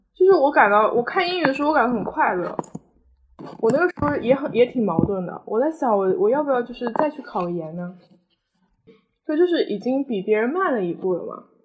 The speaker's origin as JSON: {"language": "Chinese", "town": "Nantong", "region": "Jiangsu", "country": "China", "tie": "born or raised there", "said": "南通是我的家乡嘛，毕竟"}